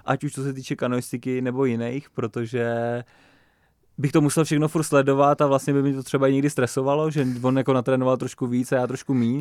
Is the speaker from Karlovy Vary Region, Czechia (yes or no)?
no; Nymburk, Central Bohemian Region, Czechia; my máme vlastně nimburský grupeto a jezdíme prostě takhle kluci z toho Nimburka